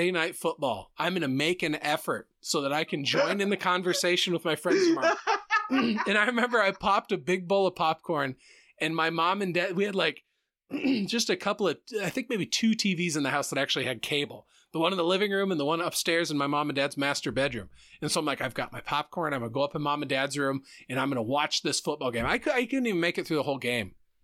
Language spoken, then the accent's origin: English; Center Point, Iowa, United States; I grew up in Center Point